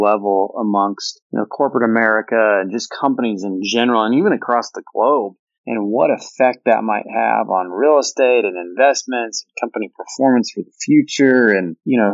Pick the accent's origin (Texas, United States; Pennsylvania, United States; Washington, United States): Washington, United States; now in Austin, United States; I grew up in Washington, where that was kind of the norm in the winter, but moving to Austin